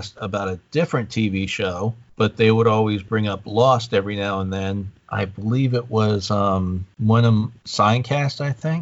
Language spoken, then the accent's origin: English; East Coast, United States; growing up on the East Coast